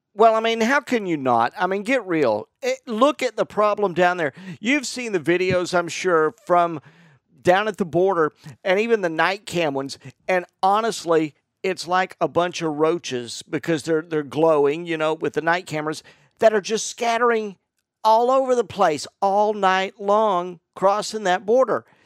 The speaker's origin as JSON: {"language": "English", "region": "Florida", "country": "United States", "tie": "born or raised there", "said": "I was born in Florida, born and raised in Florida"}